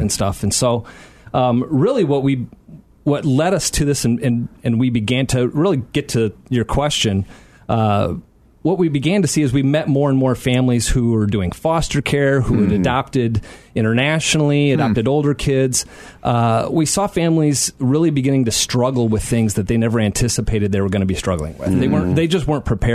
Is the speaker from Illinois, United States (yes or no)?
yes; Aurora, Illinois, United States; I grew up in Aurora, not too far from here.